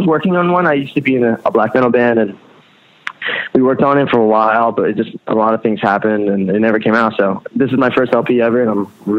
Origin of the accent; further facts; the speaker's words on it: Pennsylvania, United States; also born or lived in Rhode Island; No, I was born in Lehigh Valley, which is an hour north of Philly. I spent like my entire childhood there.